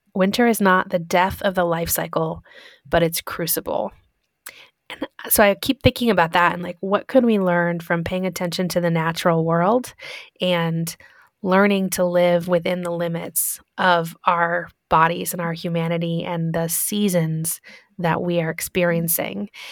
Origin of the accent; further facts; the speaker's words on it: Michigan, United States; I grew up in Michigan